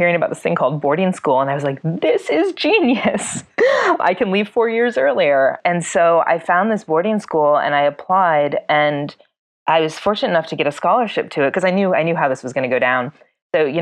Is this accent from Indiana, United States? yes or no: yes; South Bend, Indiana, United States; now in Los Angeles, United States; I grew up actually in South Bend, Indiana. I'm a Midwestern girl